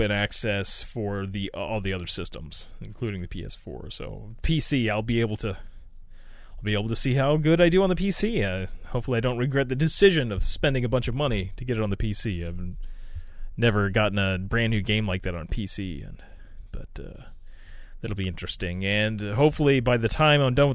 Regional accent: United States; I am an American. And, I've lived my whole life here

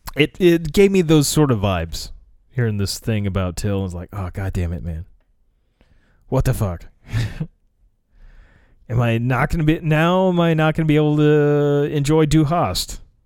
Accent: United States; as an American

